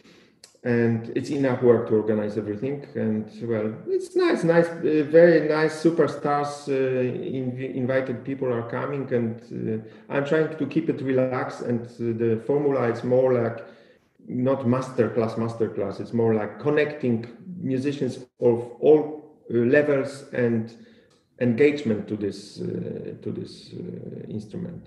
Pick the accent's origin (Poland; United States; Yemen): Poland; my hometown in Poland